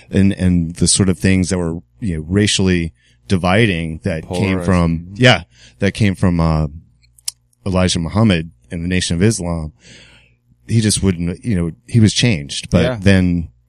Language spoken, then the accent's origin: English; Newport News, Virginia, United States; now in Richmond, United States; No, Newport News, but I just pretty much landed out of high school in Richmond.